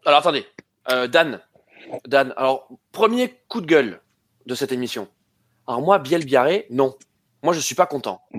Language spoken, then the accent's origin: French; France; on est français